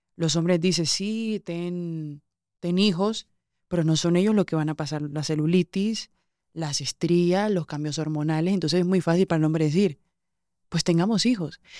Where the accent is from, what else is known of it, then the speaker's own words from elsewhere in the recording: Colombian Caribbean coast, Colombia; Yo soy muy colombiana, soy costeña